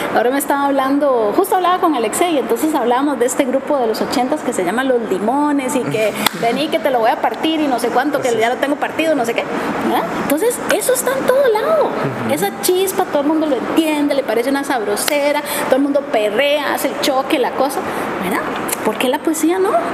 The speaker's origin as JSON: {"language": "Spanish", "country": "Costa Rica", "said": "yo soy de Costa Rica"}